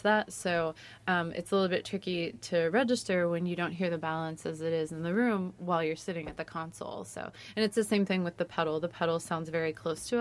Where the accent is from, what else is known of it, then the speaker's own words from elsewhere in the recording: New England, United States; also born or lived in New York; now in Ohio, United States; I am originally from New England over in the U.S. I spent a lot of time in New York, and now currently I live in Ohio